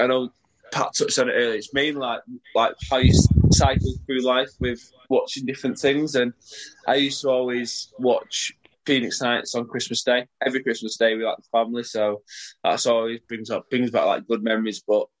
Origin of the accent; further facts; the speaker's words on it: Salford, North West England, United Kingdom; I'm from Salford. I was going to support Salford.